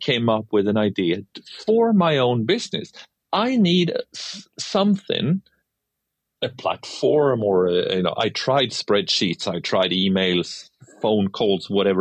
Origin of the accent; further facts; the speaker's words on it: Sweden; from my hometown in Sweden